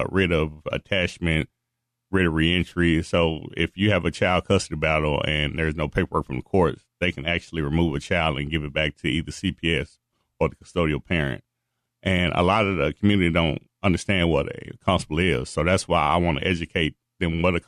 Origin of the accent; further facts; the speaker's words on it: Dallas, Texas, United States; I'm from the Dallas, born and raised in Dallas County